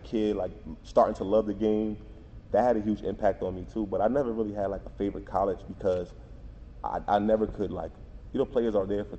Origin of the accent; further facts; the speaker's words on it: New Jersey, United States; And I'm coming from New Jersey in the city. Like, I'm taking a bus to school, cabs every day, you know, hopping trains.